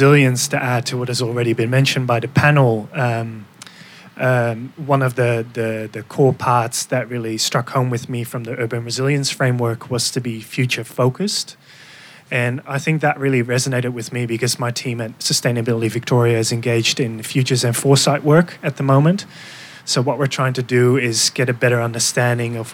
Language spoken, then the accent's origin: English; Netherlands; moved away as an adult; now in Melbourne, Australia; I am from the Netherlands